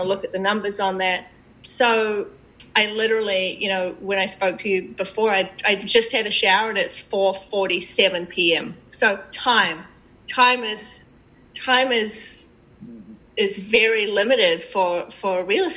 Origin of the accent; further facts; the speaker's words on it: New Zealand; moved away as an adult; now in United States; I'm from New Zealand. Originally, I've been in the States for 10 years.